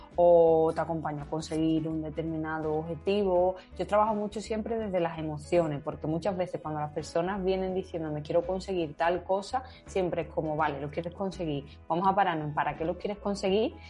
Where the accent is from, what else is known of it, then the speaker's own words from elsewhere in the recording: Seville, Andalusia, Spain; also born or lived in Madrid; yo soy sevillana